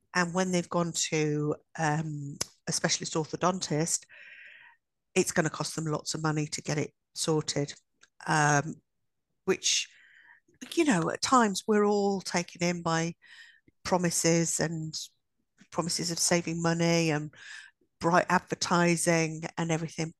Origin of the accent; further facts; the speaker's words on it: Midlands, United Kingdom; we're only from the Midlands